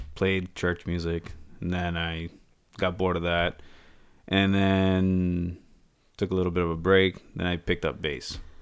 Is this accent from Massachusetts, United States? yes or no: yes; Boston, Massachusetts, United States; also born or lived in Texas; now in Windham, United States; I grew up in Boston.